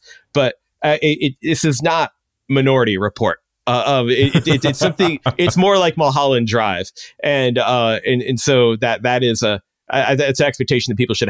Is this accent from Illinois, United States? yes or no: yes; Chicago, Illinois, United States; Now, maybe this comes in growing up in Chicago, but, you know, where it's not necessary totally to have a car.